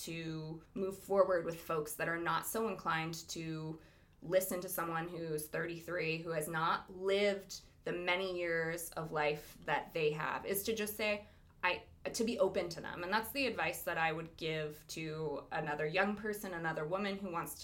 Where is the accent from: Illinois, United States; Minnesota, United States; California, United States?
California, United States; Lompoc; growing up in Lompoc. I grew up, you know, it's a very conservative town.